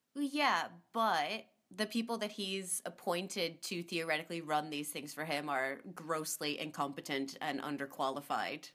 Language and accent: English; United States